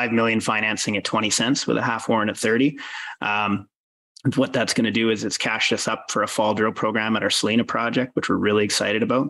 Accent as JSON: {"language": "English", "country": "Canada", "moved": "yes", "said": "I'm Canadian originally"}